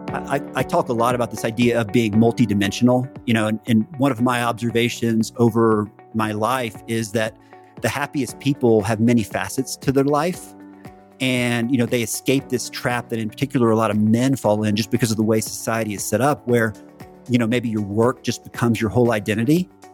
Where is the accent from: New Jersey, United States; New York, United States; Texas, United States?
Texas, United States; Central; moved away; growing up in Central Texas and staying in Texas most of my life